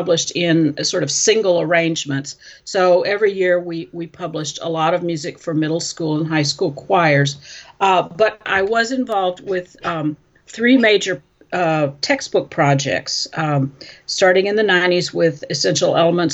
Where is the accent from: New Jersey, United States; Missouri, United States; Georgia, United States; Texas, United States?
Texas, United States; Fort Worth; moved away as an adult; now in Milwaukee, United States; I'm from Fort Worth, Texas, and my teaching career was in that area